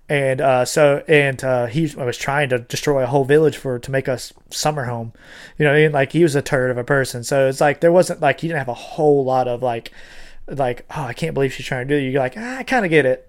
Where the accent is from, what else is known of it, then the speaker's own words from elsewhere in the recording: Florida, United States; I'm from Florida. So, like, Disney, like, was literally three hours from where I was born